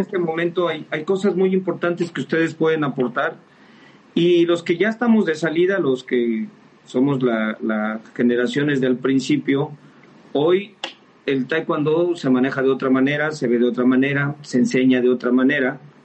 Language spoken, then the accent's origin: Spanish; Mexico; somos mexicanos